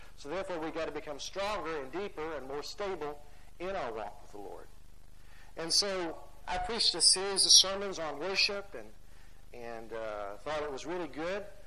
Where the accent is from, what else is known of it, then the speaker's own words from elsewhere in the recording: United States; as American Christians